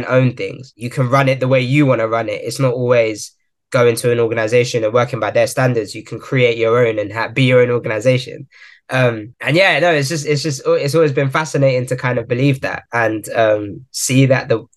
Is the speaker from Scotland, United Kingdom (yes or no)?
no; Croydon, London, United Kingdom; born and raised in Croydon, South London